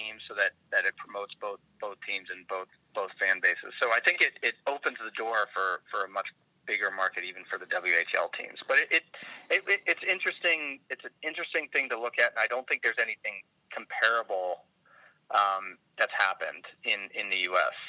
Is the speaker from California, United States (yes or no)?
yes; California, United States; now in Washington, United States; I grew up in California